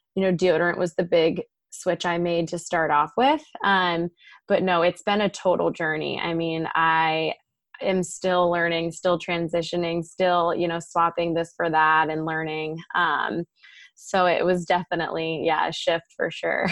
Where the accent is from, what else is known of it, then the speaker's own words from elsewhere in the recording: Maryland, United States; moved away as an adult; now in Southern California, United States; I'm actually from Maryland originally on the East Coast